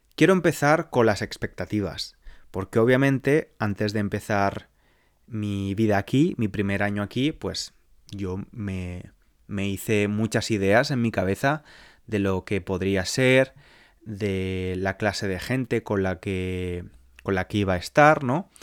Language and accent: Spanish; Spain; moved away as an adult; now in London, United Kingdom; mi país, por España